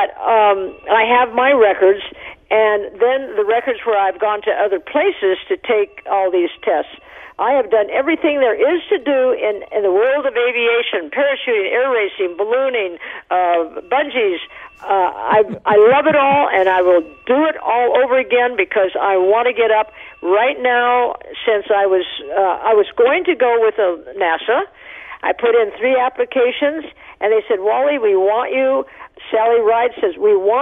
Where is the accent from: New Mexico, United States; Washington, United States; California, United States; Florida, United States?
New Mexico, United States; Taos; I was born in Taos, New Mexico